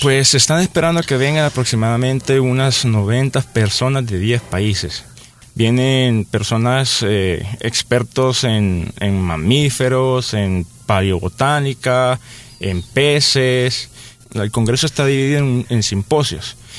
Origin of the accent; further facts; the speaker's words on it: El Salvador; nuestro país